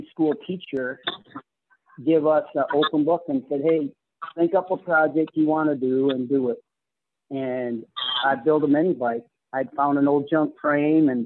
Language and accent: English; Hartland, Michigan, United States; I was from Heartland, Michigan, so that's just a half hour south of Flint